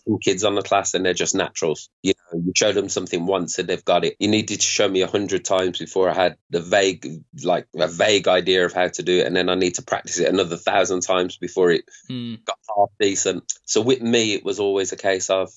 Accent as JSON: {"language": "English", "town": "Birmingham", "region": "West Midlands", "country": "United Kingdom", "tie": "born or raised there", "said": "Grew up in Birmingham, an area in Birmingham"}